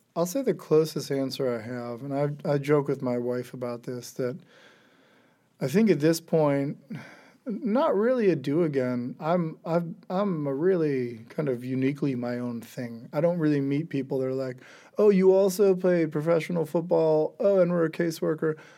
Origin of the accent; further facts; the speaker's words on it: Geauga County, Ohio, United States; growing up in rural Ohio, uh, in Geauga County